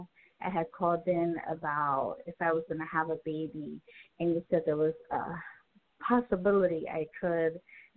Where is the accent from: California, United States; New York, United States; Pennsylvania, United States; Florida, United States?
New York, United States; New York City; Bronx, New York.